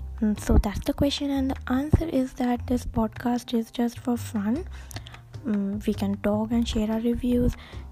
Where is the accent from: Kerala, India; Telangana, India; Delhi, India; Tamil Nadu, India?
Telangana, India; Hyderabad; I'm from Hyderabad.